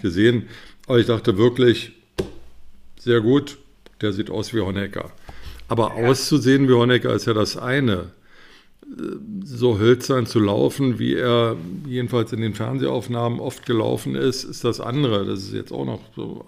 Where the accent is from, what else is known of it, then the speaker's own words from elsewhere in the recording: Berlin, Germany; moved away; Ich bin Berliner, habe leider damals nicht in Berlin gelebt